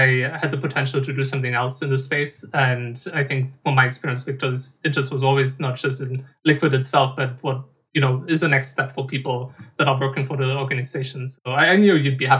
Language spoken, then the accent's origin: English; Germany; In my hometown, there was a games convention called GamesCon